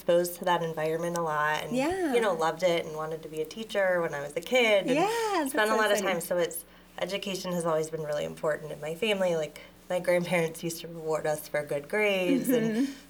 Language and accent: English; Erie, Pennsylvania, United States; now in Coppell, United States; So I grew up in Pennsylvania.